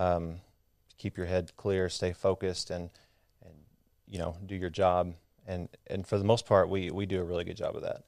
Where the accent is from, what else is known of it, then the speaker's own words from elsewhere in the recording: Midland, Texas, United States; I grew up out in West Texas in Midland.